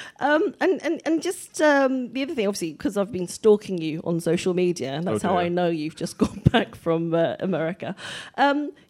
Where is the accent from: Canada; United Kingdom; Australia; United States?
United Kingdom; Warrington, North West England; I come from Manchester, in case you can't tell by my accent, actually Warrington